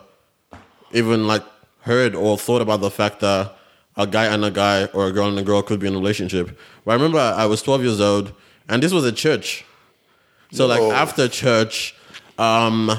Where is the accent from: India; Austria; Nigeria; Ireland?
Nigeria; now in Australia; growing up in Nigeria, this wasn't really something we saw